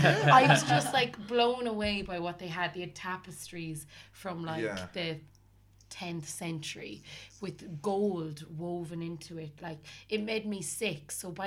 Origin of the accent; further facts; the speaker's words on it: Ireland; We were a group of 8 Irish women growing up in Catholic Ireland.